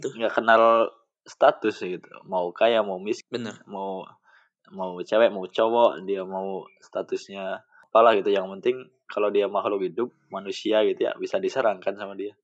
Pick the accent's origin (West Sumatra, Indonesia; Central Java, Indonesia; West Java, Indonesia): Central Java, Indonesia; Wonosobo; now in Karawang, Indonesia; Di kampung saya eh. gitu, di apa? Di kabupaten saya Wonosobo